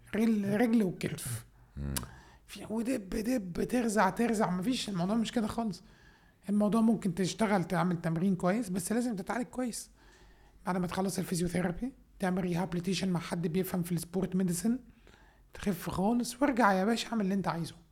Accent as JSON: {"language": "Arabic", "town": "Minya", "region": "Minya Governorate", "country": "Egypt", "said": "أنا أصلاً من المنيا، من الصعيد، راجل صعيد."}